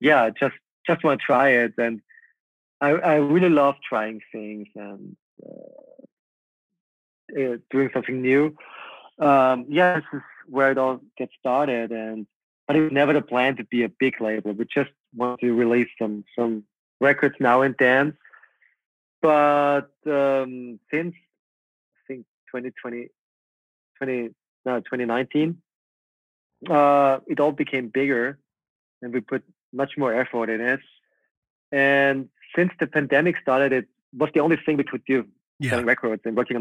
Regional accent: Linz, Upper Austria, Austria; born or raised there

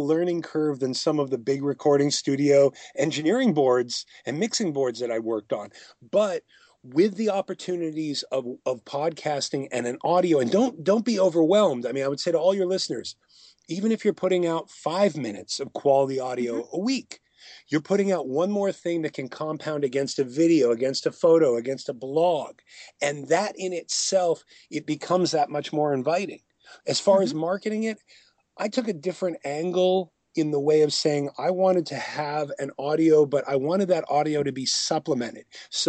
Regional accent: Boston, Massachusetts, United States; I'm from Boston, but I talked about I made a quick joke about the Cubs.

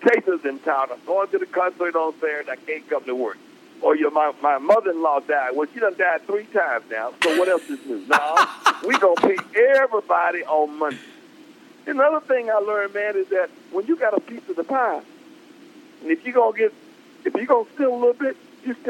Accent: Flint, Michigan, United States; also born or lived in Cleveland, Ohio; now in Detroit, United States; We grew up together in Flint, Michigan

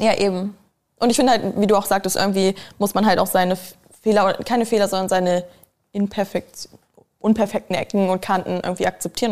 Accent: a village outside Hanover, Lower Saxony, Germany; also born or lived in Spain; now in Berlin, Germany; Ich bin in Hannover zur Schule gegangen, also auf dem Dorf außerhalb von Hannover

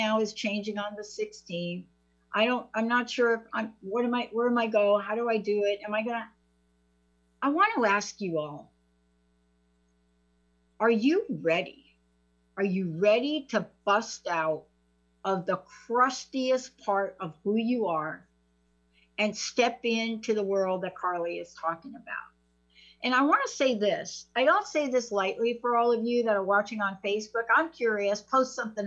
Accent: East Coast, United States; now in Seattle, United States; I'm from the East Coast

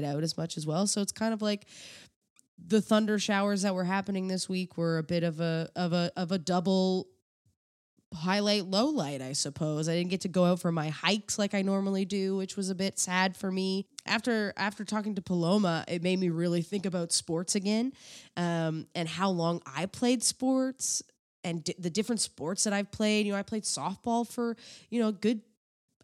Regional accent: East Coast, Canada; now in Toronto, Canada; I'm from the East Coast

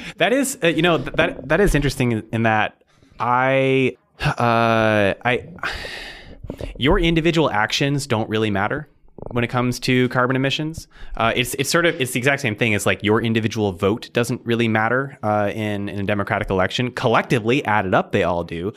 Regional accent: Arizona, United States; moved away as an adult; now in Seattle, United States; grew up in Arizona and I've lived in Seattle for eight years

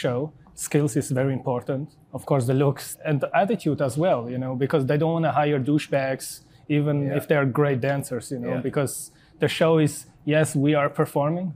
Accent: Switzerland; moved away as an adult; also born or lived in Albania / Las Vegas; now in Los Angeles, United States; I'm originally Albanian, but I grew up in Switzerland

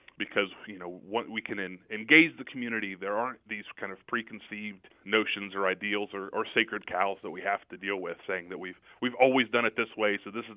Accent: Southeast Ohio, United States; moved away as an adult; also born or lived in Philadelphia / Washington; I grew up in Southeast Ohio, you know, a really small college town.

